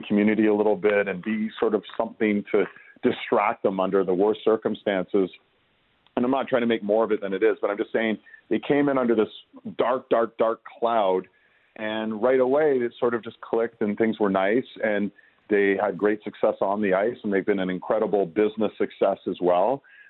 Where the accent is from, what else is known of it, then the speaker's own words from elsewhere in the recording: Toronto, Ontario, Canada; moved away as an adult; also born or lived in Calgary / Montreal; I was born and raised in Toronto, but I've lived in Calgary. I worked there. I've lived in Montreal. I went to school there.